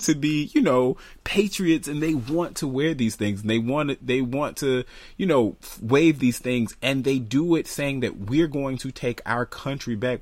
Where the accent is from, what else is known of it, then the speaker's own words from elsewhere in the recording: United States; I'm an American